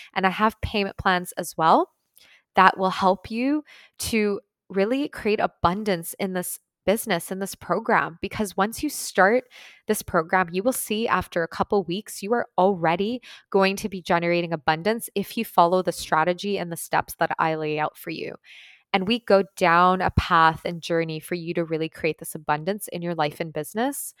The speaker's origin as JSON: {"language": "English", "country": "Ukraine", "moved": "yes", "said": "I'm actually from Ukraine originally, so my family is there right now"}